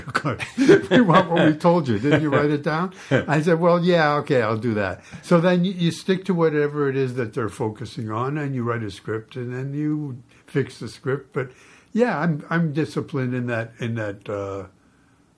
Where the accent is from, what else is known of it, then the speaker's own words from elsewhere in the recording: Toronto, Ontario, Canada; moved away as an adult; I was born in Toronto